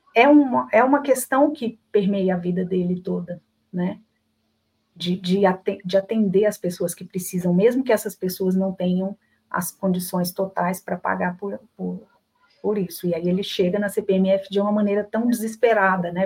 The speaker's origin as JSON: {"language": "Portuguese", "town": "Belo Horizonte", "region": "Minas Gerais", "country": "Brazil", "accent": "mineiro", "said": "Mineira que sou, de Belo Horizonte"}